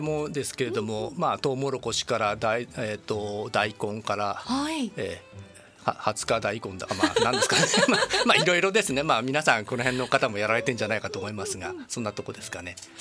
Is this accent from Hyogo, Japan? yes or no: no; Yokohama, Kanagawa, Japan; moved away as an adult; also born or lived in Niigata / Tsukuba; 横浜出身です